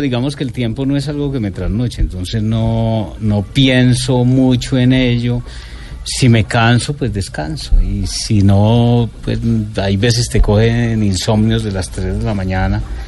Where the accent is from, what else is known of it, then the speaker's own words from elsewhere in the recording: Montería, Córdoba, Colombia; yo crecí en Montería